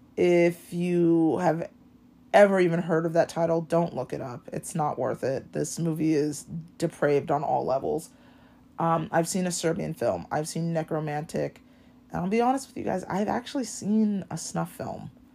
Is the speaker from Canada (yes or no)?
no; Hawaii, United States; growing up in Hawaii